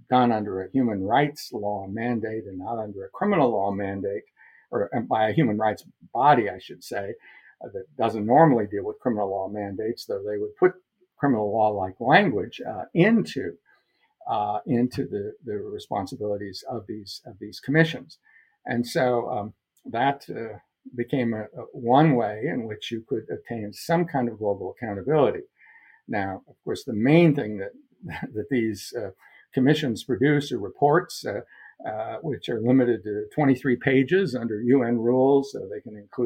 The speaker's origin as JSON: {"language": "English", "region": "Iowa", "country": "United States", "moved": "yes", "said": "I came from Iowa"}